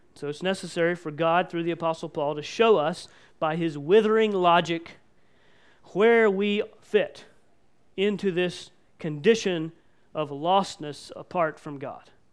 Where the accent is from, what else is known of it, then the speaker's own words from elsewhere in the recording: United States; we as American Christians and as Mennonite Christians